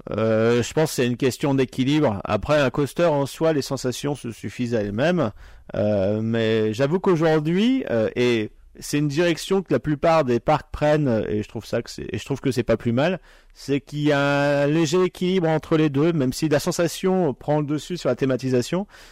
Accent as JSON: {"language": "French", "area": "Pas-de-Calais", "region": "Hauts-de-France", "country": "France", "tie": "born or raised there", "said": "moi qui suis originaire du Nord, enfin, je, suis, je viens du Pas-de-Calais à la base"}